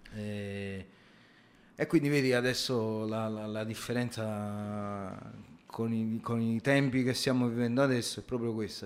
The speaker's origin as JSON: {"language": "Italian", "region": "Lombardy", "country": "Italy", "accent": "strongly Lombard", "moved": "as an adult", "lives_now": "Turin, Italy", "said": "si può sentire dal mio accento fortemente lombardo, eh, no, non sono di Torino"}